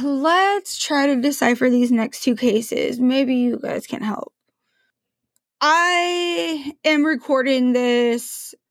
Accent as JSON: {"language": "English", "town": "Portland", "region": "Oregon", "country": "United States", "tie": "born or raised there", "moved": "yes", "lives_now": "Washington, United States", "said": "I know I live in Washington now, but I grew up in Portland, Oregon."}